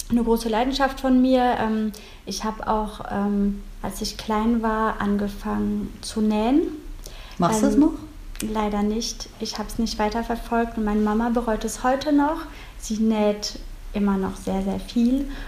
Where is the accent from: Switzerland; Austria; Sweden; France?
France; ich bin halt in Frankreich aufgewachsen und bin deswegen zweisprachig.